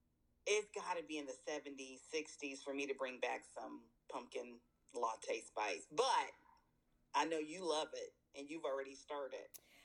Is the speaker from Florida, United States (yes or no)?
no; California, United States; moved away as an adult; also born or lived in the South (US); now in US South; I am originally from California, I've been here over 20 plus years